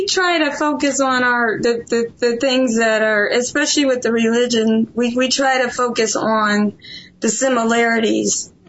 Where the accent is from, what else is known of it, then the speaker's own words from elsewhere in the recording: Ohio, United States; moved away as an adult; I'm originally from Ohio.